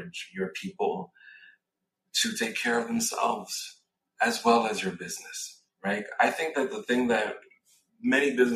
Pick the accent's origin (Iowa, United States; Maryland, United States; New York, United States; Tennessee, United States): New York, United States; New York City; moved away as an adult; also born or lived in West Coast; I grew up in New York City, moved to the West Coast, got recruited to work at LinkedIn.